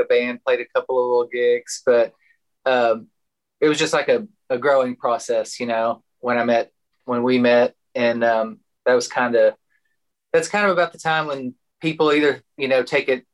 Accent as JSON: {"language": "English", "town": "Chico", "region": "Texas", "country": "United States", "tie": "born or raised there", "said": "I grew up in kind of northwest of here in a little town called Chico"}